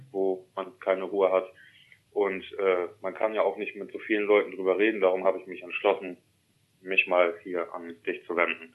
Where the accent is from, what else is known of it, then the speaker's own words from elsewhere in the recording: East Frisia, Lower Saxony, Germany; also born or lived in Emsland; ich bin als kleiner Junge in Wena groß geworden. Das ist ja hier in Ostfriesland.